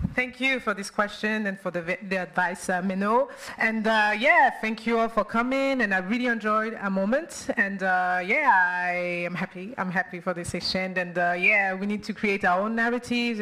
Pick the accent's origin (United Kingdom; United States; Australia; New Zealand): New Zealand; I come all the way from New Zealand